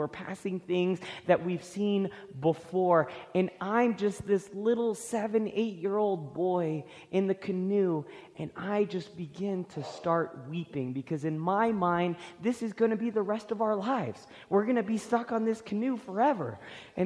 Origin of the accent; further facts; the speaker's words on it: Florida, United States; I grew up in Florida